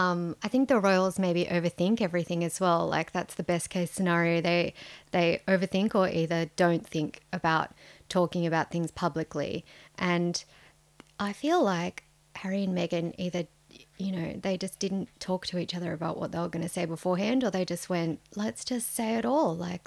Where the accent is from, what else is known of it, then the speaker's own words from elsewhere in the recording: Sydney, New South Wales, Australia; We're your hosts. We're journalists from Sydney.